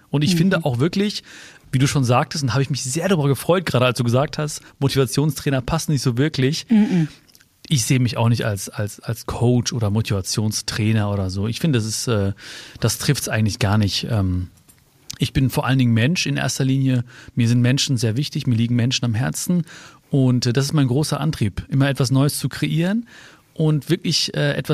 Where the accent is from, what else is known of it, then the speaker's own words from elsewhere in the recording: Hagen, North Rhine-Westphalia, Germany; Weißt du, wo ich geboren bin? Ja. In Hagen-Haspe.